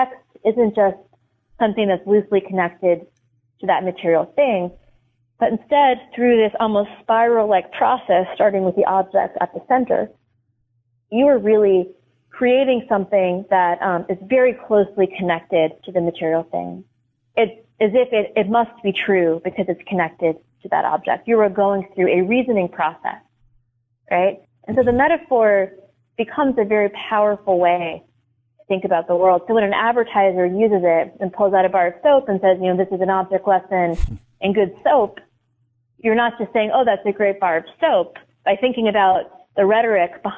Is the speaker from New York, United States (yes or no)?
no; Boston, Massachusetts, United States; now in Milwaukee, United States; That's where I'm from, Boston, but I live in Milwaukee now